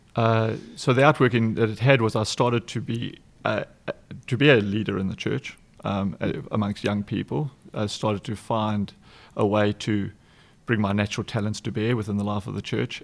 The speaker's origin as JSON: {"language": "English", "town": "Umbogintwini", "region": "KwaZulu-Natal", "country": "South Africa", "tie": "born or raised there", "said": "I'm from South Africa, born and raised. Uh, I was born on the East Coast, just south of the city of Durban"}